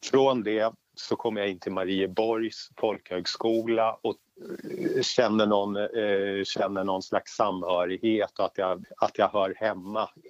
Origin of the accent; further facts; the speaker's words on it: Lotorp, Östergötland, Sweden; also born or lived in Stockholm; Jag, eh, jag är född i Stockholm, bodde där i åtta år. Sen så eh, packade vi ihop och eh, flyttade till Lotorp utanför Finspång.